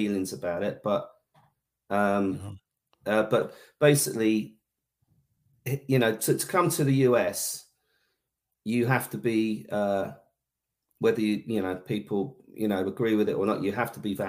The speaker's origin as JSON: {"language": "English", "town": "Bedford", "region": "East of England", "country": "United Kingdom", "tie": "born or raised there", "said": "my hometown, which was like my sort of my birthday gig in Bedford"}